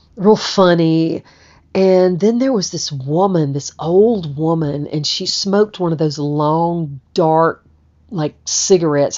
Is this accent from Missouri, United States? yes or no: no; Georgia, United States; I'm from Georgia.